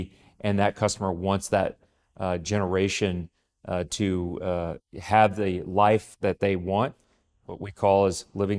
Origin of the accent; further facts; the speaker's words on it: Texas, United States; I grew up in Texas, where, of course, oil and gas is king.